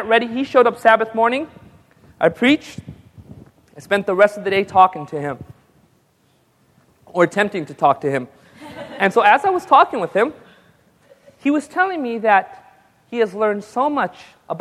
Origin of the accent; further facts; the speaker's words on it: United States; I was born in the United States